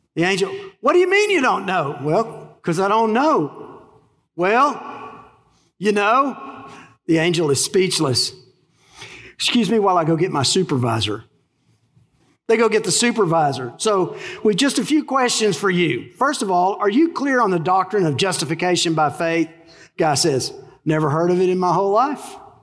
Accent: Texas, United States; accent: twang; but I was born in Texas. You know what they call our dialect? A twang

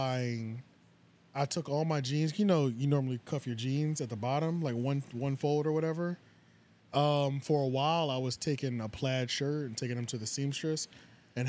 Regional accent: Philadelphia, Pennsylvania, United States; moved away; And I was coming from Pennsylvania. And we did not dress like that up in Philly.

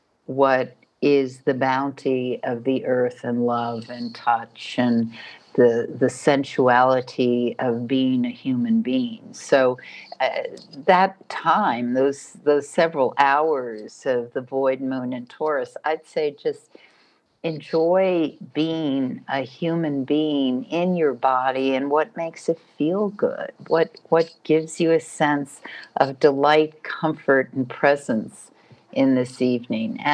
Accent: New York, United States; I'm from New York

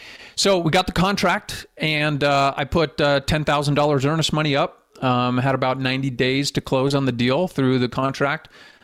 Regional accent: Phoenix, Arizona, United States; now in Utah, United States; I was born and raised in Phoenix, Arizona, and had some connections in Utah.

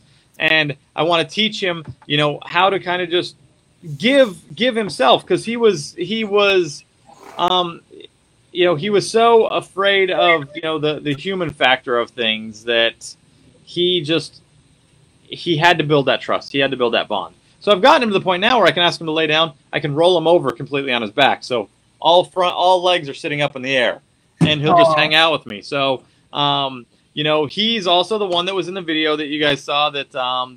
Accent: Colorado, United States; moved away; also born or lived in Wyoming / Montana; I was originally from Colorado, so I spent time up in Wyoming and Montana

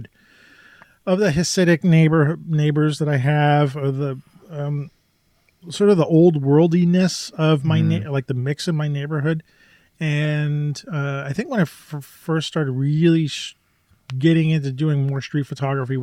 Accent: New York, United States; I grew up in New York

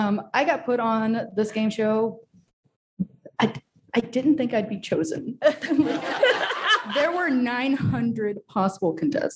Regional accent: Louisiana, United States; now in South Carolina, United States; I'm originally from Louisiana. I went to LSU. I am now in South Carolina

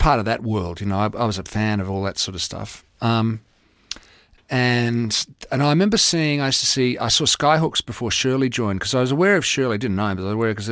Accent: Mornington Peninsula, Victoria, Australia; also born or lived in Nigeria; where we grew up in the Mornington Peninsula

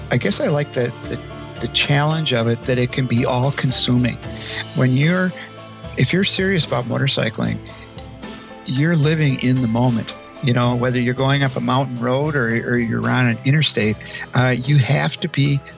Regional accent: Eau Claire, Wisconsin, United States; I am from Eau Claire, Wisconsin

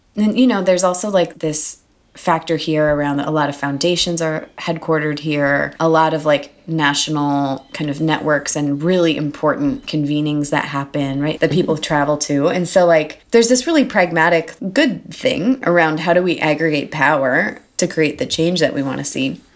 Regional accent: Milwaukee, Wisconsin, United States; moved away as an adult; now in New York, United States; I'm from Milwaukee and only moved to New York from Milwaukee two and a half years ago.

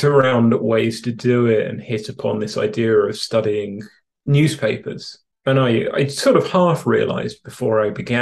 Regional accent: London, United Kingdom; born or raised there; now in Canada

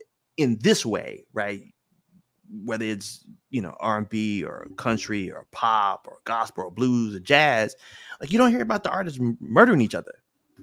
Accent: Memphis, Tennessee, United States; Like again, you know, I'm from Memphis.

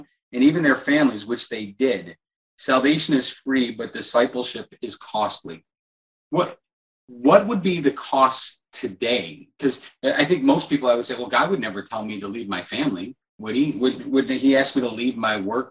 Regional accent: Midwest, United States; I was an American and grew up in the Midwest

